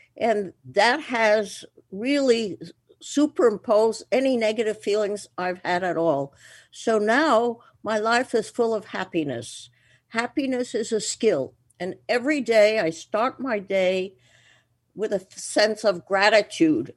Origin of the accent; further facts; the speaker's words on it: Antwerp, Flanders, Belgium; moved away; I was born in Antwerp, Belgium